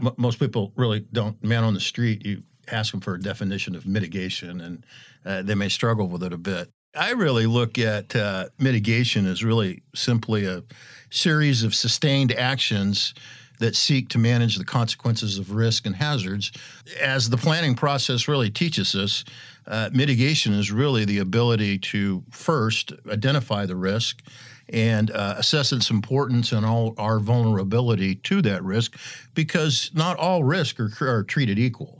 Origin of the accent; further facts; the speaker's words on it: Eastern Washington, United States; I'm from Eastern Washington